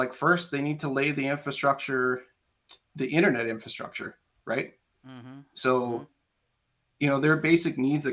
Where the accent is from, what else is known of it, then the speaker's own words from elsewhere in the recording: Canada; as a Canadian citizen